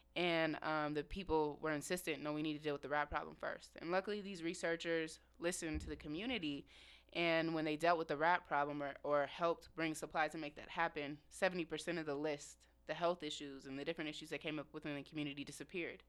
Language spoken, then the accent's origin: English; Indianapolis, Indiana, United States; moved away as an adult; now in Seattle, United States; born and raised in Indianapolis, Indiana